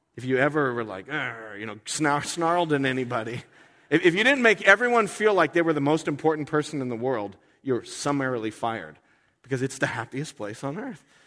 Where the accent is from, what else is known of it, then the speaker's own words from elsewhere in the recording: United States; I'm an American. I love my country.